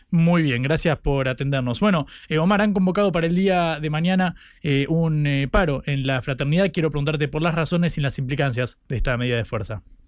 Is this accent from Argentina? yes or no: yes; Argentina; nuestro eh, hermoso país